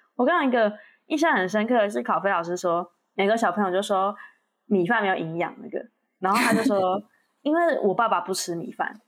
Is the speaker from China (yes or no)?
no; Taiwan; 我以前也是台湾教育长大的